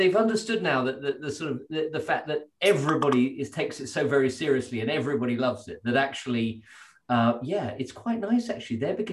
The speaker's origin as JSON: {"language": "English", "town": "Stowe", "region": "South East England", "country": "United Kingdom", "tie": "born or raised there", "said": "I grew up at Stowe in Buckinghamshire"}